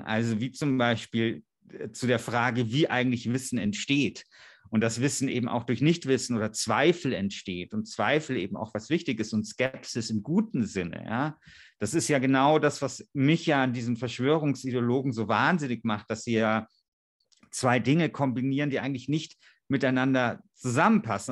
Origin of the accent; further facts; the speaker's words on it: Bavaria, Germany; in Georgensgmünd bei uns in Bayern